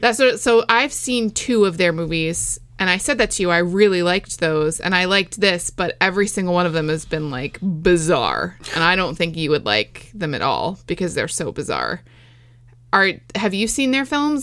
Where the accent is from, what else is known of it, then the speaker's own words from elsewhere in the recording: West Islip, New York, United States; It's my hometown